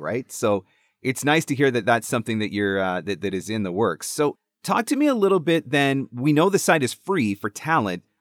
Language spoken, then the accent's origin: English; Canada; I'm Canadian.